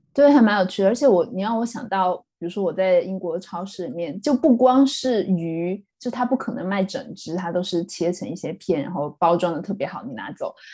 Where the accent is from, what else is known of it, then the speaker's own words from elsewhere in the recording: Sichuan, China; also born or lived in Chongqing / Hong Kong; now in United Kingdom; 我跟李天和都是四川出生，后来在重庆念书的人